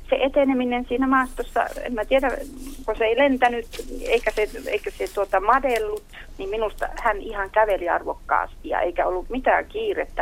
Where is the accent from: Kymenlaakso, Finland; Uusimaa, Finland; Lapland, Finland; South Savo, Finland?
Lapland, Finland; Sodankylä; olen syntyisin Sodankylästä